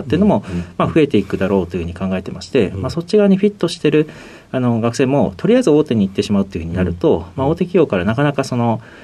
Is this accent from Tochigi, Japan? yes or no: yes; Utsunomiya, Tochigi, Japan; moved away; 栃木県の宇都宮市ということなんですけど、当時は河内郡河内町というところで